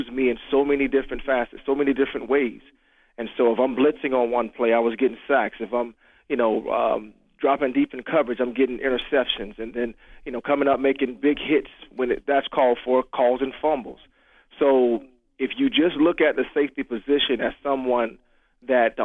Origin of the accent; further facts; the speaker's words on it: Jacksonville, Florida, United States; growing up in Jacksonville, Florida